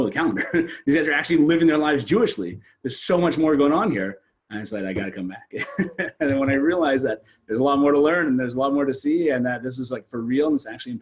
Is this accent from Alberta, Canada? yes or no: no; Sault Ste. Marie, Ontario, Canada; now in Toronto, Canada; I came from a very small town. I come from Northern Canada, from a place called Sault Ste. Marie.